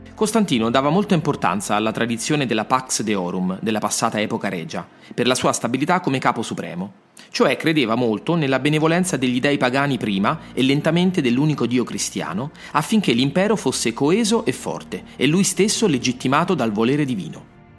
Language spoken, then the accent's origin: Italian; Rome, Lazio, Italy; sono nato a Roma. Ci sono moltissime storie che vivono nelle strade della mia città